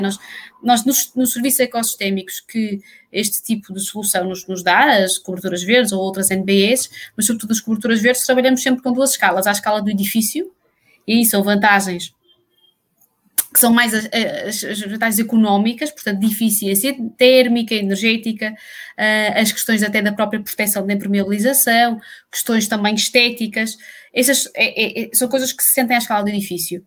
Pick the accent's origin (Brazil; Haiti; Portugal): Portugal; nós, como portugueses